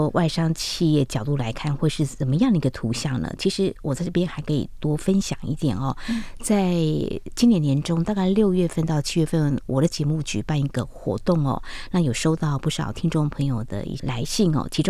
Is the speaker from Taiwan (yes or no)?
yes; Taiwan; 我们就是在台湾土生土长的。